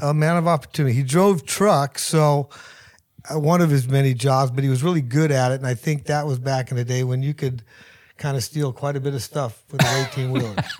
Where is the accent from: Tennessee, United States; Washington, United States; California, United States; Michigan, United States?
California, United States; Hayward; I grew up in Hayward